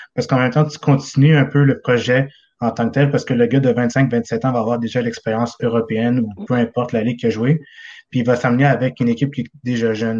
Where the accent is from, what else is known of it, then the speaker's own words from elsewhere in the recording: South Shore, Quebec, Canada; je suis de la Rive-Sud